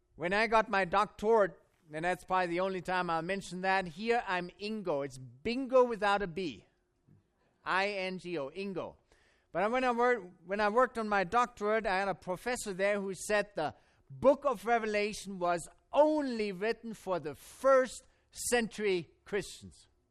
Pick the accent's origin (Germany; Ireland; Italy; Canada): Germany; born or raised there; accent: German; English is a second language; now in United States